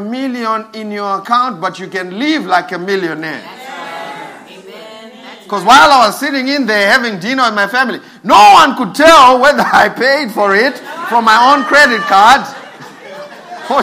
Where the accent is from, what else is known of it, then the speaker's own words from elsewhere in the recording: Zimbabwe; I'm from Zim.